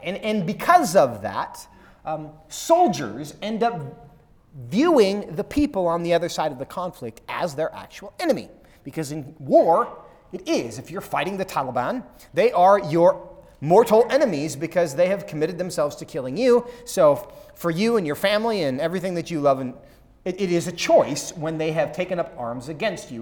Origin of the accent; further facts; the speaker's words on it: Seattle, Washington, United States; now in Texas, United States; I'm from Seattle.